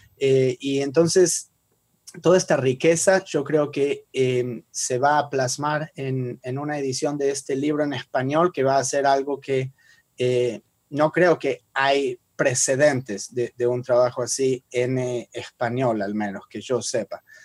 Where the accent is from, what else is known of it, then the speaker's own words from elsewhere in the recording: Argentina; yo soy judío y argentino porque nací en esa región